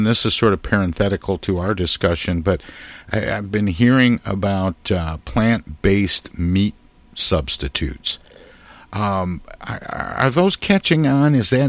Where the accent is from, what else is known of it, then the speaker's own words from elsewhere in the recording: Midwest, United States; being a Midwesterner, I don't feel like I'm really eating a meal unless there are meat and potatoes.